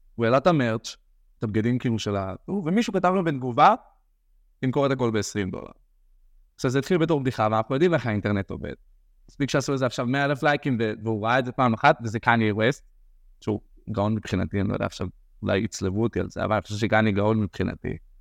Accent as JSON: {"language": "Hebrew", "town": "Or Yehuda", "region": "Central District", "country": "Israel", "tie": "born or raised there", "said": "אני גדלתי באור יהודה"}